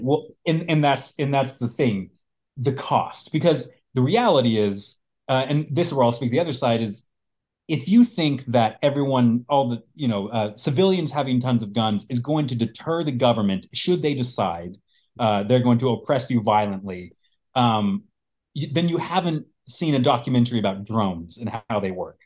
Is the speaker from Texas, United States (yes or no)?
no; Colorado, United States; I grew up in Colorado